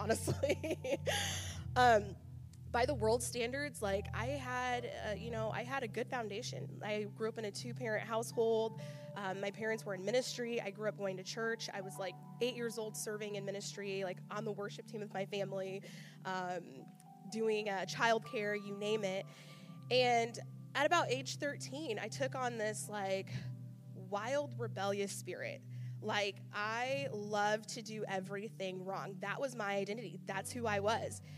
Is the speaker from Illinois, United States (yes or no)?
yes; Charleston, Illinois, United States; moved away as an adult; also born or lived in Kentucky; I'm from Charleston, so I was going to go to Eastern